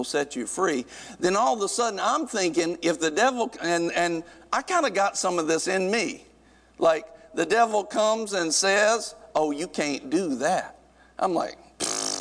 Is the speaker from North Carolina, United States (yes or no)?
yes; North Carolina, United States; growing up in North Carolina, you kind of grow up around some rednecks